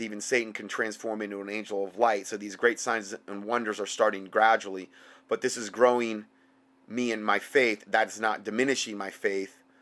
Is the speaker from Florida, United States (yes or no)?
yes; Fort Myers, Florida, United States; moved away; my hometown back in uh, Fort Myers.